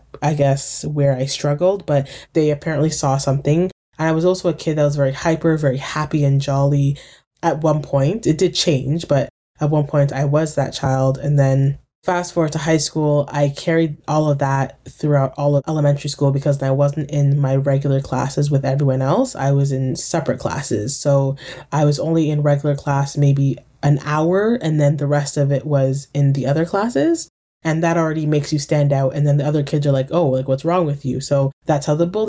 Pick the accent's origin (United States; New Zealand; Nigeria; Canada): Canada; Durham Region, Ontario; I grew up in Durham